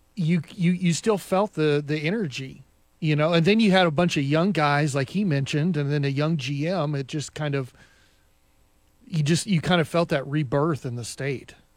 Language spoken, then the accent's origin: English; Shawnee, Oklahoma, United States; now in Tulsa, United States; I was here in Tulsa, I grew up in Shawnee